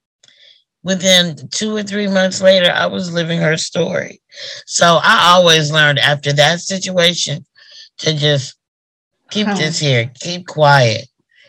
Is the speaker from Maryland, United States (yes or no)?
no; Oklahoma, United States; moved away; I'm from Oklahoma